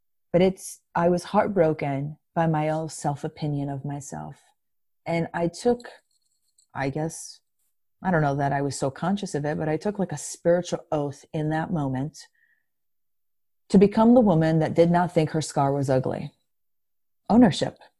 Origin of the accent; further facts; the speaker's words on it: Greece; first language Greek; English is a second language; moved away; English, believe it or not, is not my first language. I was born and raised in Greece.